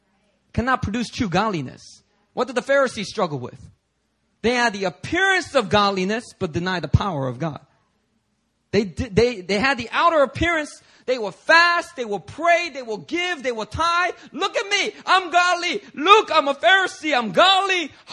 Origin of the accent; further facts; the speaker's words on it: New York City, New York, United States; back when I was growing up in New York City, you know, I was constantly hearing the same sermon.